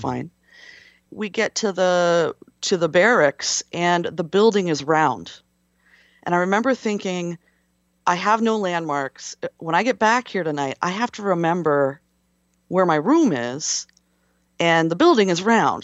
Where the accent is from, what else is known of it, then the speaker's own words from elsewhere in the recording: West Coast, United States; I'm from the West Coast